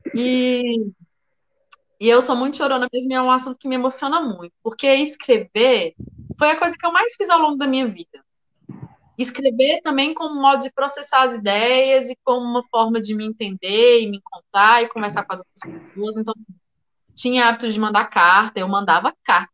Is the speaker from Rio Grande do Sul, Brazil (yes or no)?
no; Brasília, Federal District, Brazil; also born or lived in Goiânia, Goiás; eu nasci em Goiânia, mas vim para Brasília muito cedo. Nunca morei no plano piloto